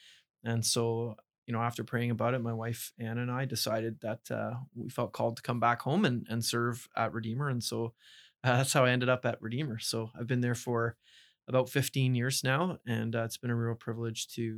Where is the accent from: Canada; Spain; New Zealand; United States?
Canada; Burlington, Ontario; So I grew up in Burlington, Ontario, and attended K to 12 Christian education schools, John Calvin Christian School in Burlington and Guido de Bray High School in Hamilton.